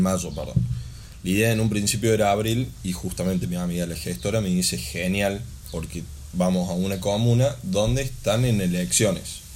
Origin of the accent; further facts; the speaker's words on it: Argentina; also born or lived in Córdoba; Nosotros como argentinos